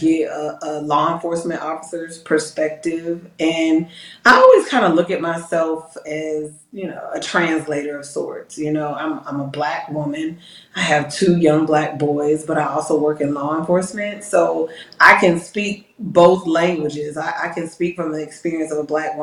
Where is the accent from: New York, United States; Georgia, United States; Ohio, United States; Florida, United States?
Georgia, United States; Decatur; I'm from a suburb of the metro Atlanta area, Decatur